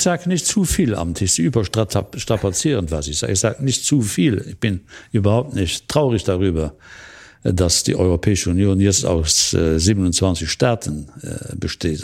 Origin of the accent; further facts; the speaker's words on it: Luxembourg; als Luxemburger